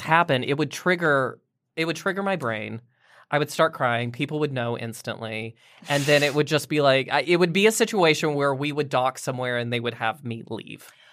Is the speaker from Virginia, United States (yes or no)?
yes; Roanoke, Virginia, United States; Roanoke, Virginia